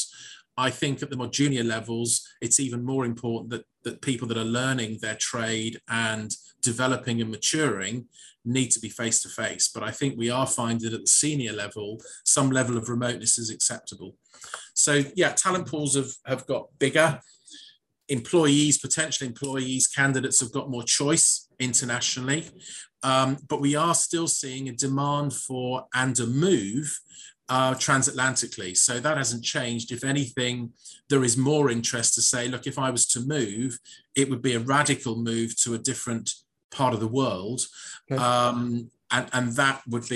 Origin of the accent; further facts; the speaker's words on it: United Kingdom; I am a Brit